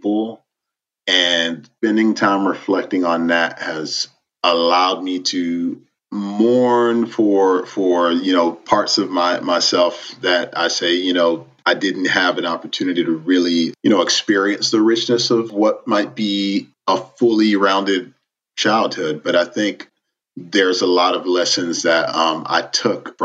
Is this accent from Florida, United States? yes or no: yes; Miami, Florida, United States; moved away; Miami and Little Haiti in particular is just it gave me my identity.